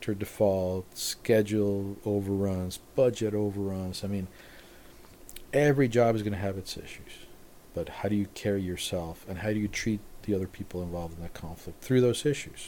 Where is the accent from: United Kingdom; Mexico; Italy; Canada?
Mexico; moved away as an adult; also born or lived in Cabo San Lucas, Mexico / Victorville, United States; now in United States; I grew up in Mexico. I lived in Cabo. And then I'm in Victorville.